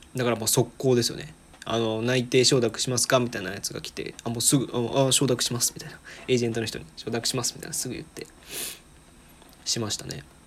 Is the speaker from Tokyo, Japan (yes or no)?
no; Aichi, Japan; moved away as an adult; now in Osaka, Japan; もともと愛知県出身なんですけど今大阪にいて